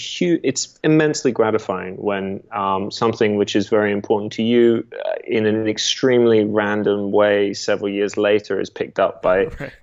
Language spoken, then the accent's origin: English; Australia; also born or lived in England; I'm English originally. I spent 11 years in Australia growing up